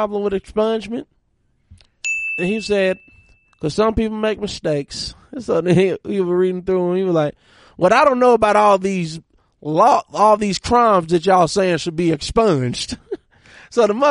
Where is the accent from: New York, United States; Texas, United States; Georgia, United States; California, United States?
Georgia, United States; Monroe; moved away; Forum is an organization that I started in my hometown, Monroe, Georgia